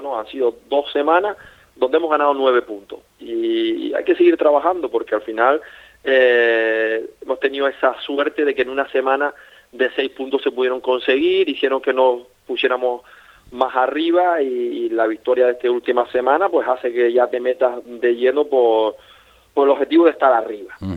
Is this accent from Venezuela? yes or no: no; Spain; Yo soy español